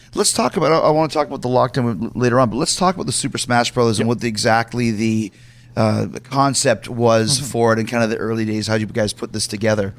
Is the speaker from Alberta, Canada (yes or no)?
no; Winnipeg, Manitoba, Canada; also born or lived in United States; I'm from Winnipeg as well